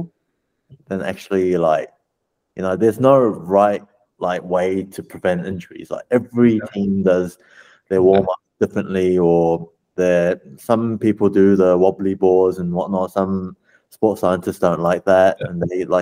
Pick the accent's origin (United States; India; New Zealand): New Zealand; moved away; I grew up in New Zealand